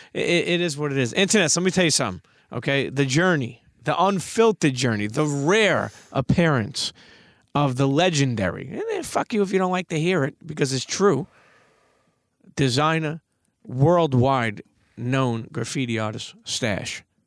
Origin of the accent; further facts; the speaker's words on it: New York City, New York, United States; moved away; I grew up in Brooklyn